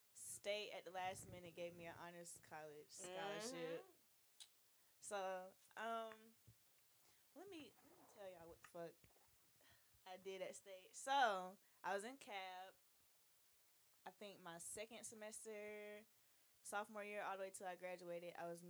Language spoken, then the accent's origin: English; Laurens, South Carolina, United States; moved away as an adult; also born or lived in Atlanta; obviously y'all know I'm from Lawrence.